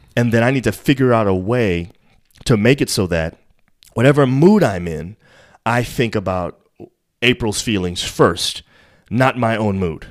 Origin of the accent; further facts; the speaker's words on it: New York, United States; I'm from New York